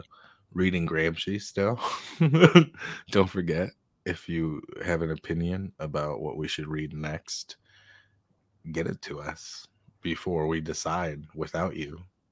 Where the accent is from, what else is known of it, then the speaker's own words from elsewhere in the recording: Gaza, Gaza Strip, Palestine; I grew up in Gaza, the very tiny place.